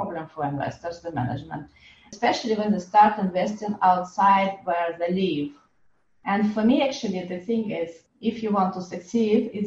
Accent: France; moved away; it's my home country.

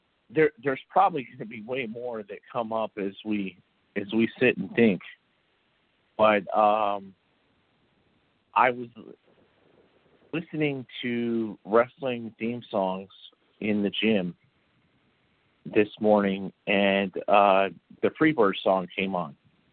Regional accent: Michigan, United States; also born or lived in California / Las Vegas; I was born in Michigan. I was raised Michigan, California. I mean, we moved 34 times.

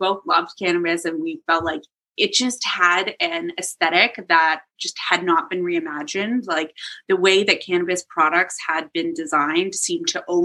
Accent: Toronto, Ontario, Canada; moved away; also born or lived in New York City / London; I'm from downtown. I grew up, like, if anyone knows Cabbage Town, it's like a very downtown neighborhood.

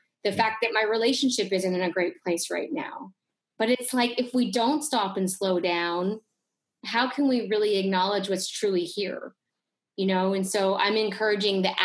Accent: Canada; I grew up in Canada

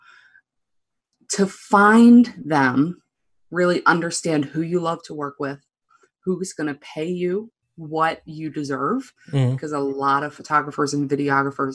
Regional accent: Baltimore, Maryland, United States; I'm from Baltimore, Maryland

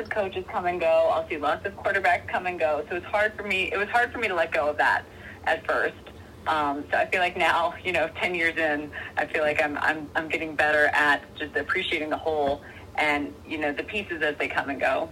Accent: Cincinnati, Ohio, United States; I was born in Cincinnati

